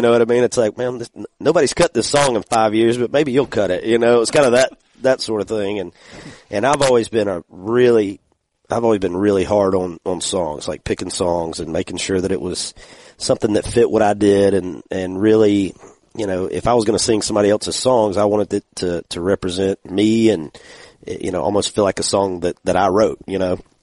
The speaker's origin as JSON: {"language": "English", "region": "Georgia", "country": "United States", "said": "I'm from Georgia"}